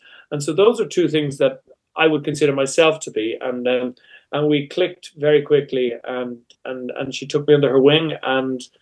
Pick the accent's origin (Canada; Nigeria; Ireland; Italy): Ireland